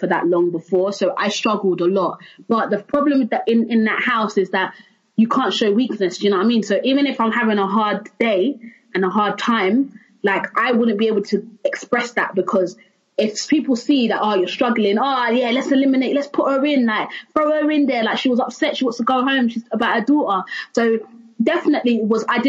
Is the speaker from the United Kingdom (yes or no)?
yes; London, United Kingdom; also born or lived in Stratford, London; young black girl from East London, Canning Town, Stratford, growing up in Canning Town, living in Stratford.